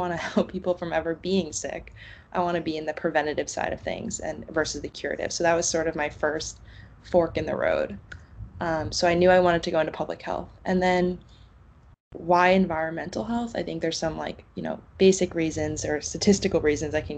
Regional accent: New York, United States; moved away as an adult; also born or lived in Connecticut; now in Boston, United States; I grew up in New York, right next to a power plant

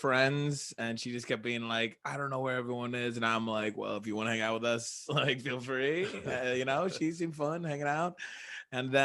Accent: Cleveland, Ohio, United States

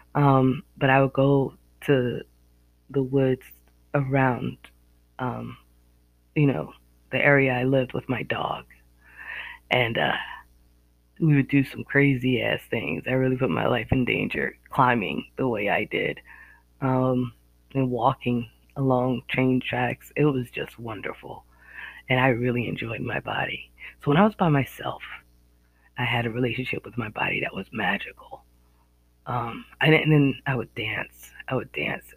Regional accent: Northeast America, United States; accent: Northeast American; Excuse my accent, my Northeast American accent.

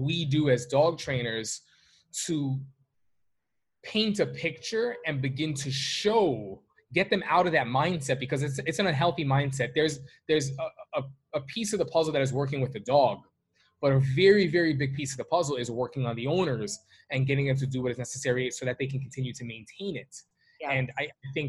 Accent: New York City, New York, United States; I'm from New York City. I'm from Manhattan

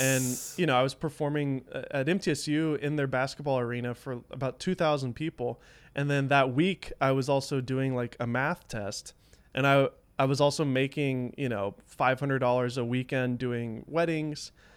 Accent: the South, United States; I grew up in the South, so there wasn't a lot of creative people here, at least where I lived.

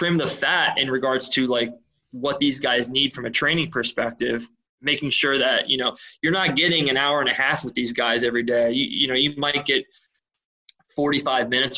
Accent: Philadelphia, Pennsylvania, United States; I'm from Philadelphia

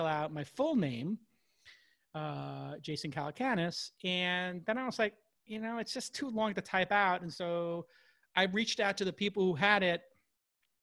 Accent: New York City, New York, United States; I'm from Brooklyn

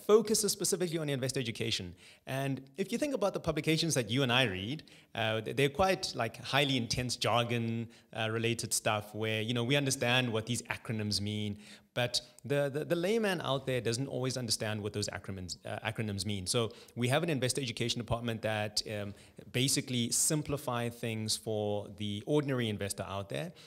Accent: Johannesburg, Gauteng, South Africa; also born or lived in Cape Town; Born and bred in Johannesburg. Uh, so I've been here my whole life. My entire schooling was here as well

